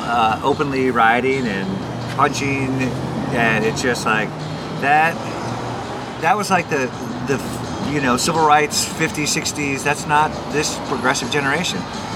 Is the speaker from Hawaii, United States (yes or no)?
yes; Hawaii, United States; also born or lived in Orange County; I was born in Hawaii, and I kind of raised